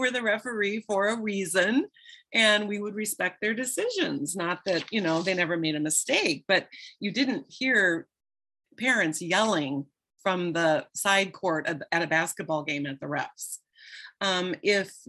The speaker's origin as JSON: {"language": "English", "region": "Midwest", "country": "United States", "tie": "born or raised there", "said": "And I grew up in the Midwest in a small town."}